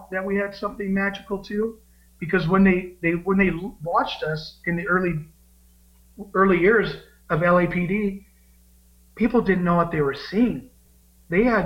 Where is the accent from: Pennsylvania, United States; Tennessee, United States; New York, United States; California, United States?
California, United States; Bakersfield; Growing up in Bakersfield, it's a very musical place to live